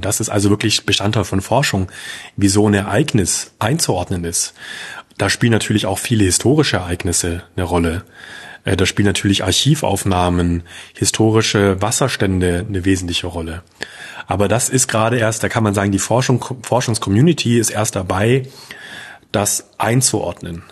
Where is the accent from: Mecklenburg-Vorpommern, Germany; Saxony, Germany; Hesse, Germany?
Saxony, Germany; Leipzig; als Leipziger